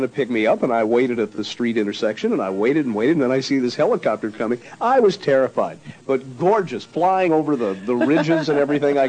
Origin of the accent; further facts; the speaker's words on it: Indiana, United States; moved away; also born or lived in Washington, D.C.; I grew up in Indiana. I lived in Washington, D.C., but during that era, I was in college in Indiana